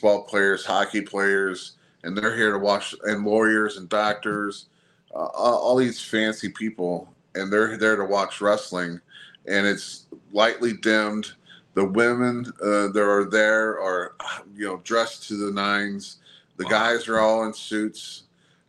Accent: Belleville, Illinois, United States; Belleville is my hometown. You know, it's where I stayed growing up.

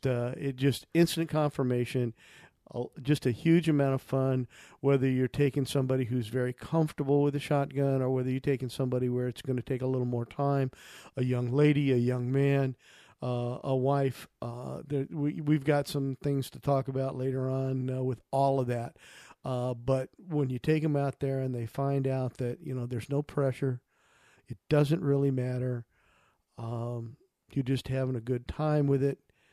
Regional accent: United States; I grew up near the Mississippi River and had spent a lot of time on those bluffs.

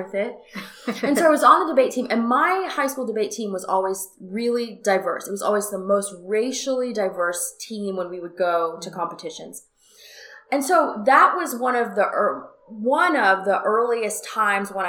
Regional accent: Fort Lauderdale, Florida, United States; I was born in Fort Lauderdale, Florida, South Florida, which is north of Miami.

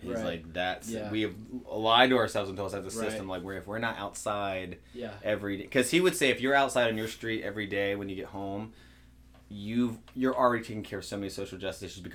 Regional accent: Virginia Beach, Virginia, United States; now in Cincinnati, United States; I'm from Virginia Beach, where I mean it's the largest geographical city in Virginia

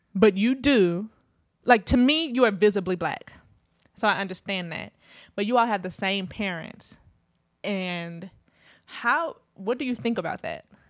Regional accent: Midwest, United States; now in Brooklyn, United States; growing up in the Midwest part of the United States, if you're Black, you're Black

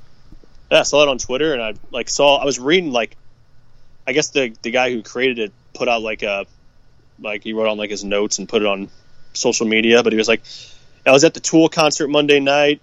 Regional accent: St. Louis, Missouri, United States; we're from St. Louis, Missouri

